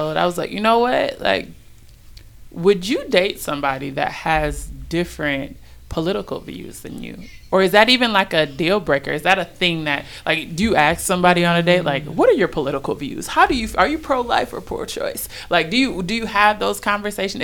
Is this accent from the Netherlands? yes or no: no; Minnesota, United States; now in Las Vegas, United States; I'm from Minnesota